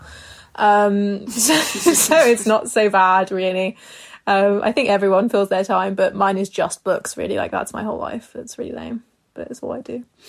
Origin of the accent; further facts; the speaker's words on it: near Harrow, London, United Kingdom; Harrow, which is like near where I grew up